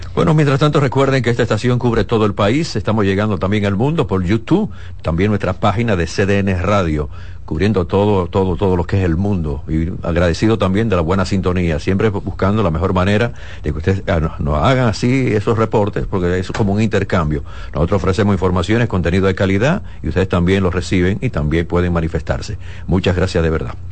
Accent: Dominican Republic; somos dominicanos

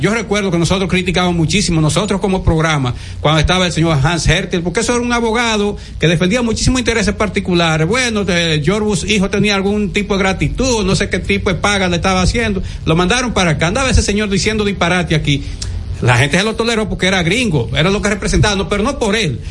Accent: Dominican Republic; como dominicano

